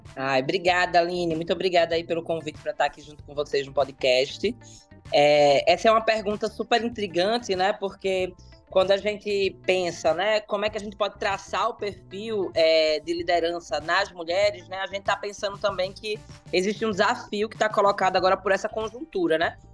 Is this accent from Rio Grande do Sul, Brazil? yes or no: no; Pernambuco, Brazil; eu sou pernambucana